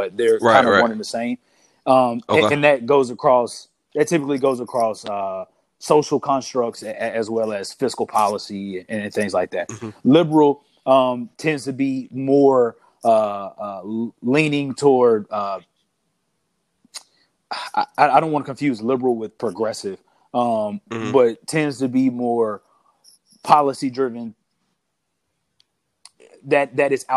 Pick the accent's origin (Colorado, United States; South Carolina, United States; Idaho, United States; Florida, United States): South Carolina, United States; I'm from South Carolina